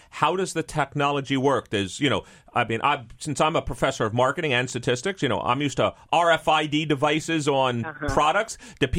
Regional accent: New York City, New York, United States; I'm from New York City.

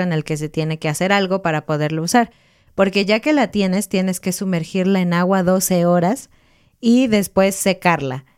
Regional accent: Mexico; somos mexicanos

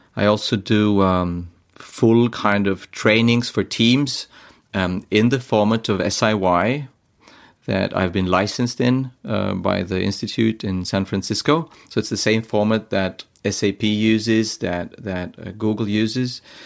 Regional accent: Estonia; I am from Estonia

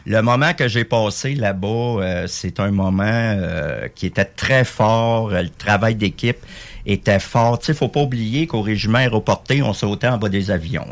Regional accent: Quebec, Canada; On est des Québécois avant tout dans le régiment

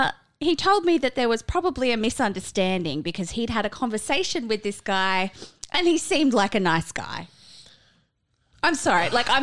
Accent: California, United States; I grew up in Southern California.

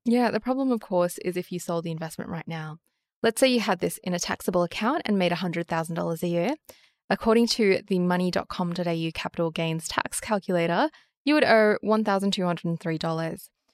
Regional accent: Australia; As an Australian

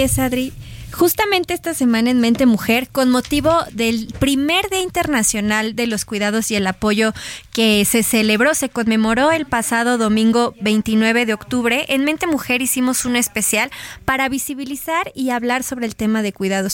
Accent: Mexico

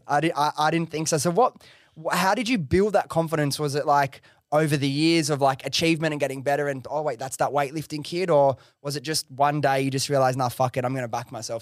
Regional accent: Australia; as an Aussie

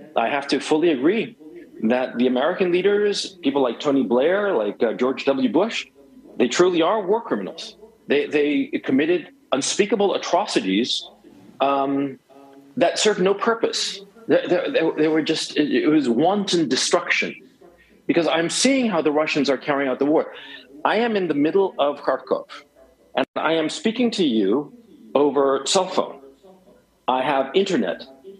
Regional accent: Chile; English is a second language; also born or lived in United States; I am from Chile. My accent doesn't make it sound that way. And I grew up, I spent a lot of time in the United States.

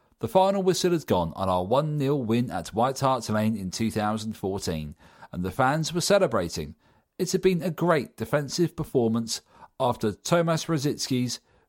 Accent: Camden, London, United Kingdom; born there; I've been an Arsenal fan all my life. I was born in Camden and come from a family of Gooners.

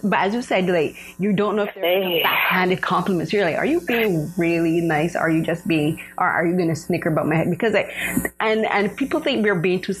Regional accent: Barbados; That's one of my first things would be like, I am not Jamaican. I am Bajan.

